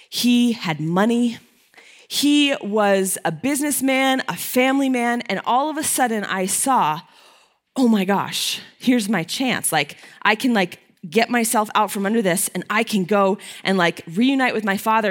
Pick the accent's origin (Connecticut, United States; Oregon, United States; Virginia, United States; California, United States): Connecticut, United States; I'm from Connecticut